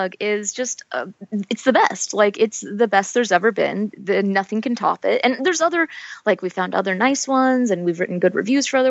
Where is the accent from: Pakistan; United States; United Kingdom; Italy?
United States; I'm from America